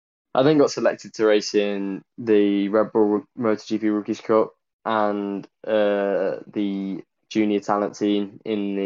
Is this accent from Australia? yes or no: no; Ashby-de-la-Zouch, East Midlands, United Kingdom; I'm from Ashby, from the Midlands, just near Dunnington Park.